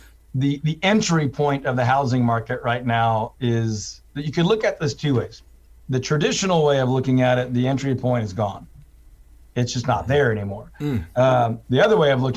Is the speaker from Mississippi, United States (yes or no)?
no; Houston, Texas, United States; also born or lived in Waco; I'm originally from Houston. I went to school in Waco.